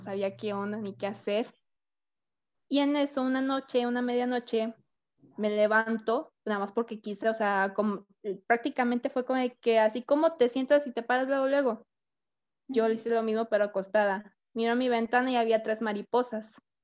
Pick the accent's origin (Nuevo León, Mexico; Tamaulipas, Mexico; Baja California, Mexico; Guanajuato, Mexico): Tamaulipas, Mexico; Hidalgo; moved away; Yo vengo de Hidalgo, Tamaulipas, que es un pueblo, está muy bonito